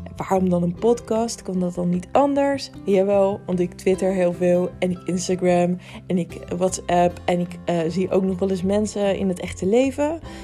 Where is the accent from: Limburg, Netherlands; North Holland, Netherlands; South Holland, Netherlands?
South Holland, Netherlands; Rotterdam; moved away; Het is de stad waar ik vandaan kom.